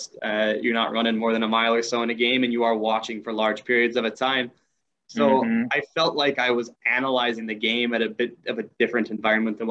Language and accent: English; Madison, Wisconsin, United States; also born or lived in Milwaukee, Wisconsin; Originally grew up around the Madison area, now living in Milwaukee